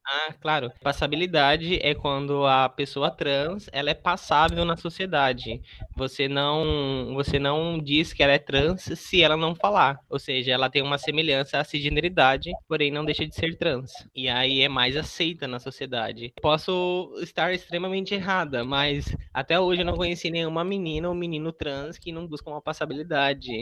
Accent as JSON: {"language": "Portuguese", "town": "Barra do Bugres", "region": "Mato Grosso", "country": "Brazil", "tie": "born or raised there", "moved": "as an adult", "lives_now": "Mato Grosso do Sul, Brazil", "said": "Eu nasci em Barra do Bugres, no Mato Grosso, cresci lá e vim pro MS já em 2016"}